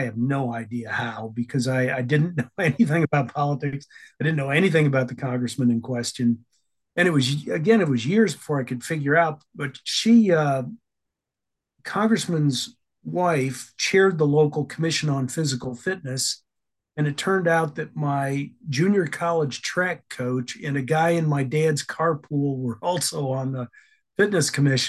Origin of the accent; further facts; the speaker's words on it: Illinois, United States; also born or lived in Alabama / Idaho / Maryland; I was born in Tuscaloosa, Alabama, raised in Illinois and Idaho, and then when I was 18 years old, made my way to Maryland.